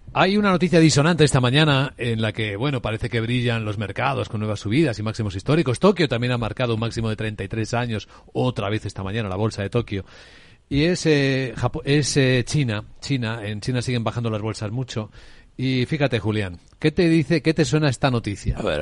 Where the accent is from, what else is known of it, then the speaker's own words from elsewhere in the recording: Ávila, Castile and León, Spain; en mi tierra en Ávila